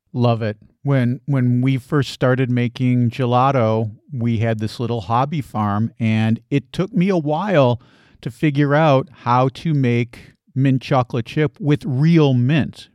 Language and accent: English; United States; moved away as an adult; now in Portugal; as an American living as a migrant in Portugal.